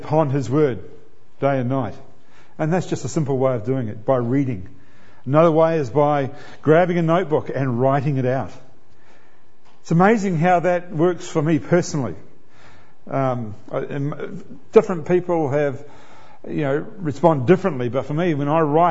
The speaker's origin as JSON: {"language": "English", "country": "New Zealand", "said": "I'm a New Zealander and I'm a proud New Zealander"}